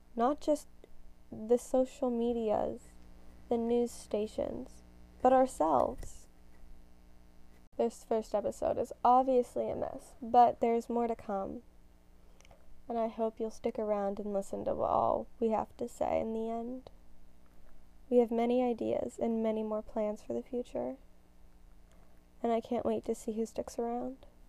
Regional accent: United States; I'm a Gen Z teen growing up in America.

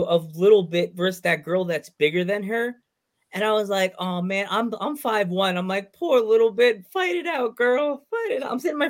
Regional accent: East Coast, United States; even though we're from the East Coast.

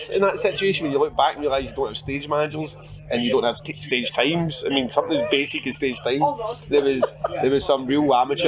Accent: Glasgow, Scotland, United Kingdom; I'm from Glasgow

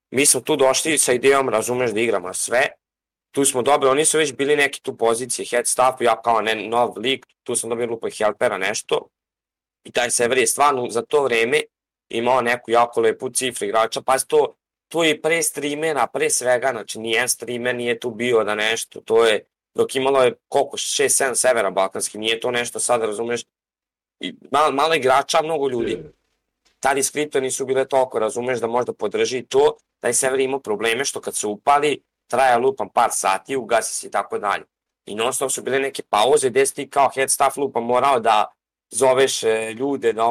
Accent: Novi Sad, Vojvodina, Serbia; Mi smo ti, brate, iz Novog Sada. I on i ja.

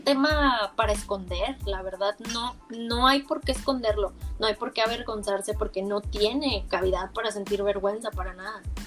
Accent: Monterrey, Nuevo León, Mexico; yo toda mi vida he vivido en Monterrey, soy de Monterrey

